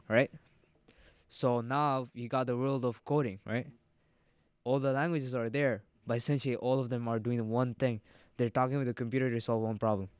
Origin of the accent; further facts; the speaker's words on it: Egypt; moved away; also born or lived in Jordan / Sri Lanka; most of my schooling was in Egypt